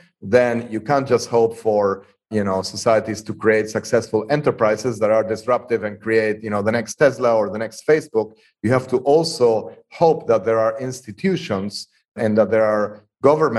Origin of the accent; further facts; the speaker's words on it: Argentina; moved away; I was born and raised in Argentina